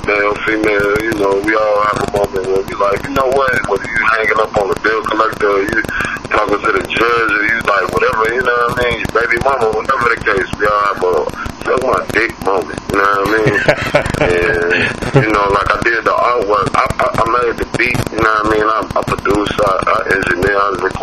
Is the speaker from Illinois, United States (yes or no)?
yes; Chicago, Illinois, United States; moved away as an adult; also born or lived in Atlanta; now in Houston, United States; I was out in Atlanta for like a year with my pops, and then I came back to Chicago, went to high school in Chicago